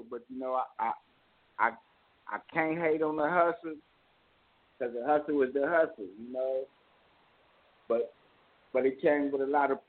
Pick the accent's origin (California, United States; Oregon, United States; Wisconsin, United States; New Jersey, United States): California, United States; Richmond; accent: country twang; also born or lived in Mississippi; But then I was raised in Richmond, so my slang, my lingo is a little bit different